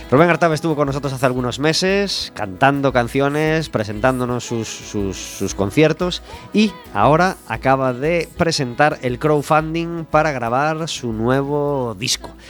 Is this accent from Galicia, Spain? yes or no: yes; Ferrol, Galicia, Spain; Sí, yo soy de Ferrol.